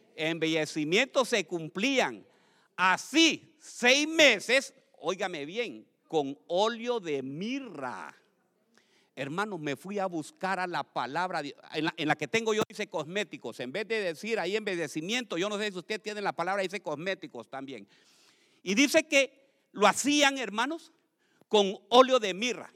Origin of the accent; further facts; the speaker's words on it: Tegucigalpa, Francisco Morazán, Honduras; mi primera iglesia se llamaba la iglesia de la santidad, allá en Tegucigalpa, donde yo nací